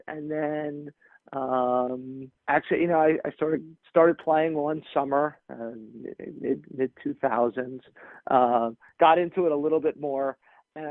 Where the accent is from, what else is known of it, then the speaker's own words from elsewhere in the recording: New York City, New York, United States; I grew up in New York City